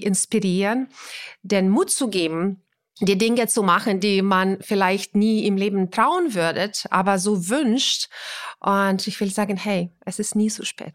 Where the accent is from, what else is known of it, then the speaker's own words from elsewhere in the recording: Ukraine; German is a second language; now in Germany; das ist mein Heimatland und meine Familie äh, war